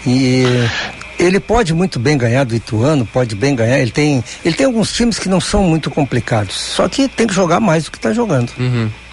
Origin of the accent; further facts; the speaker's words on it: Caxias do Sul, Rio Grande do Sul, Brazil; moved away; eu estive em Caxias, viu? Sábado eu estive lá na minha terra